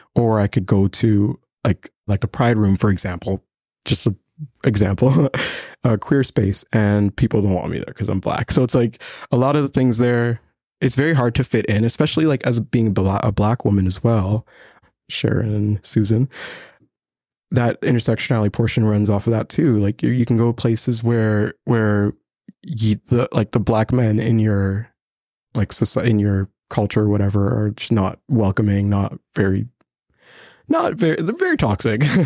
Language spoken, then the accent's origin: English; Burundi; now in Lethbridge, Canada; I'm from Burundi. It's a small country in East Africa, right next to Rwanda